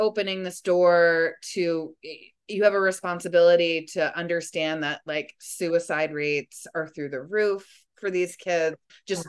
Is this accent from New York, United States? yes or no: yes; Springs, New York, United States; also born or lived in Sag Harbor; I'm from Springs, like my children are going to spring school just like I did